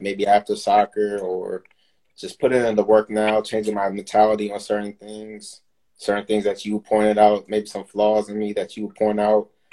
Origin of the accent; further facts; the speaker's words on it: Maryland, United States; born and raised in Maryland, so I'm from this area. Been here my whole life, pretty much